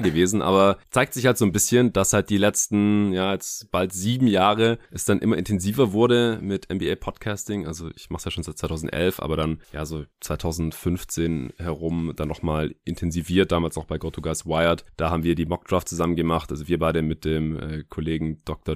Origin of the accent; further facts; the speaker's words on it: Stuttgart, Baden-Württemberg, Germany; now in Berlin, Germany; in meiner alten Heimat in Stuttgart